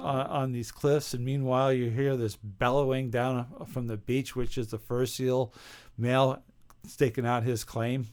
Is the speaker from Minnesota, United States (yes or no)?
no; St. Johnsbury, Vermont, United States; my hometown of Saint Johnsbury, Vermont